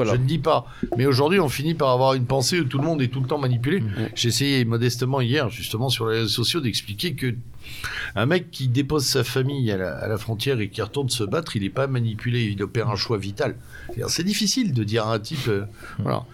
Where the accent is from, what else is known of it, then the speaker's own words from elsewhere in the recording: France; nous sommes des Français